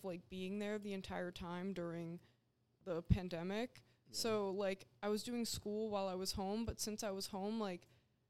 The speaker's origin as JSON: {"language": "English", "region": "New Hampshire", "country": "United States", "tie": "born or raised there", "said": "New Hampshire."}